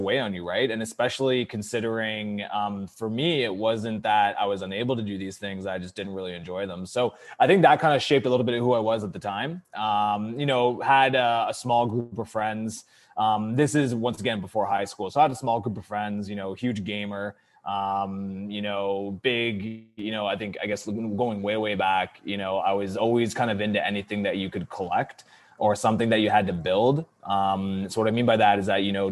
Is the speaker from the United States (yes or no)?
no; Cornwall, Ontario, Canada; I was homeschooled all the way up until grade 8, and then ended up going to a French Catholic school in Cornwall, Ontario